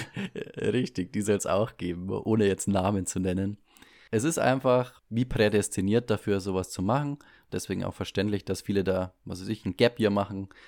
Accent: Bavaria, Germany; bei uns in Bayern

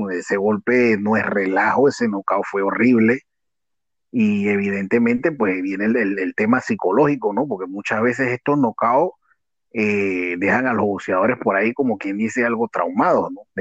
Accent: Mexico; Sí, eh, digo, como buen mexicano, recordemos

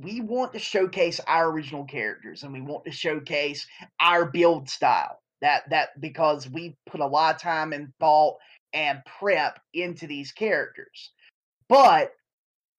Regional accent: Eastern North Carolina, United States; I'm from Eastern North Carolina

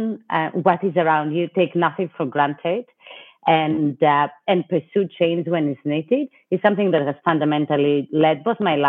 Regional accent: Greece; moved away as an adult; also born or lived in New York City, United States / Washington, D.C., United States; now in United States; I was born and raised in Greece, and I lived briefly as well in Europe, but I've spent most of my adult life in the U.S., in New York

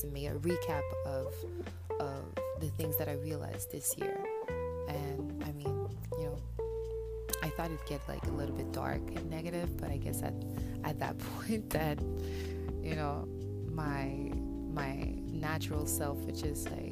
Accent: Montreal, Quebec, Canada; I'm from Montreal

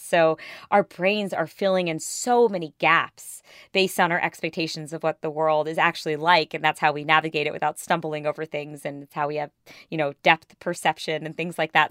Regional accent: India; I'm Indian

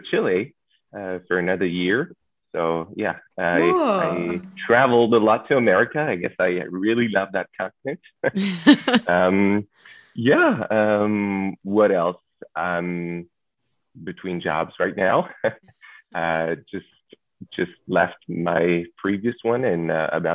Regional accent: Toulon, Provence-Alpes-Côte d'Azur, France; moved away as an adult; now in Paris, France; I was born and raised in Toulon

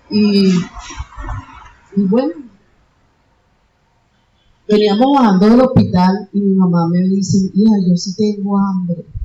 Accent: Caracas, Capital District, Venezuela; moved away as an adult; now in Santa Marta, Colombia; yo vengo de Venezuela, del distrito capital, Caracas, y de verdad que yo nunca en ningún momento pensé en salir de mi país porque bueno, yo tengo a mi madre todavía allá, mi padre, eh, mi hijo menor vive allá

